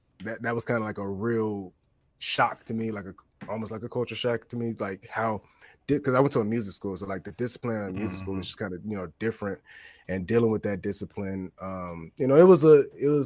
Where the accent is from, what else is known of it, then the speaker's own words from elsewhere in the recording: East Point, Georgia, United States; also born or lived in Boston; I'm from East Point. I'm from here. I'm from down south.